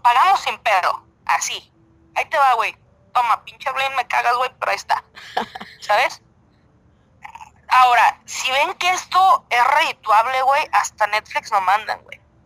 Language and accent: Spanish; Mexico; somos los mexicanos